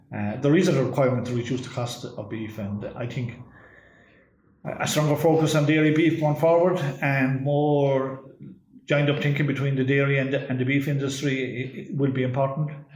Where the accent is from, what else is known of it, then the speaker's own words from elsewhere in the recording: County Clare, Ireland; I came from West Clare